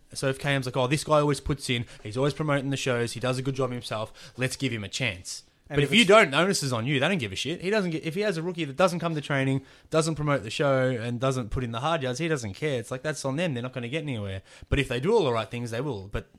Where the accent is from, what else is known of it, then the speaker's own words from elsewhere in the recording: Australia; I'm a wrestler from Australia.